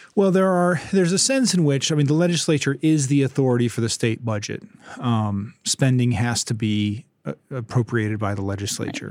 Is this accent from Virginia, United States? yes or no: no; Ypsilanti, Michigan, United States; also born or lived in Hillsdale, Michigan; I grew up in Southeast Michigan in Ypsilanti, and I came out this direction to go to Hillsdale College when I was eighteen